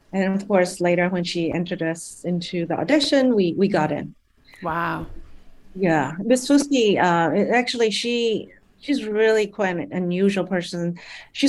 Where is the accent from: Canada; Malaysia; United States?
Malaysia; born there; I'm a Malaysian. I was born in Malaysia, and a Chinese Malaysian, actually.